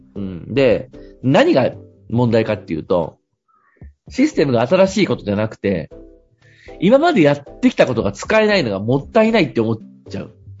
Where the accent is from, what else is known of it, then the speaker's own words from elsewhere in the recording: Fukui, Japan; moved away; 地元の福井に帰って街づくりっていう分野の仕事をするとき